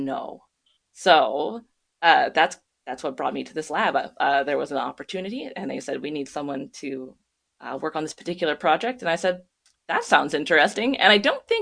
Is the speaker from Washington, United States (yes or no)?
yes; near Mount Rainier, Washington, United States; I grew up near Mount Rainier